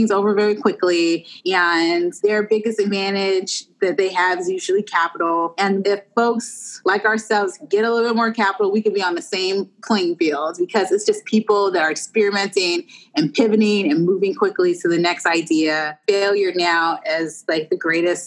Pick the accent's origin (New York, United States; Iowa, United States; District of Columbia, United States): District of Columbia, United States; Washington; moved away; I'm from Washington, D.C. originally